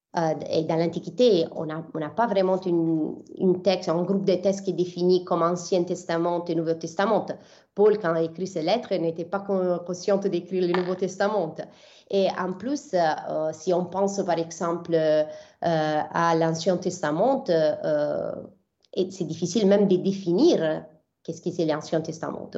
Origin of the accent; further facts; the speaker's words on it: Bari, Apulia, Italy; French is a second language; moved away as an adult; also born or lived in Milan / Jerusalem; je suis partie d'Abari, qui c'est ma ville d'origine. Donc, euh, je viens de l'Épouille, du sud de l'Italie